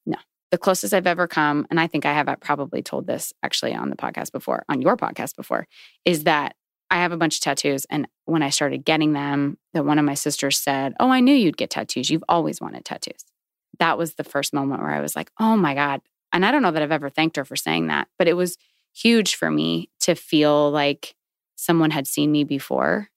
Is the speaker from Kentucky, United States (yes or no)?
no; Virginia, United States; I grew up in Virginia